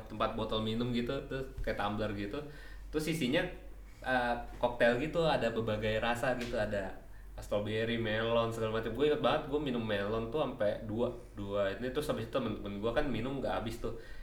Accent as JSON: {"language": "Indonesian", "region": "Java", "country": "Indonesia", "said": "aku dari Jawa"}